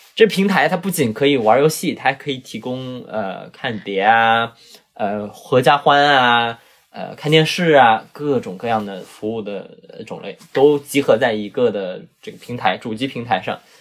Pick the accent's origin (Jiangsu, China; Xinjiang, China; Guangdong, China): Guangdong, China; Zhuhai; 我们珠海那里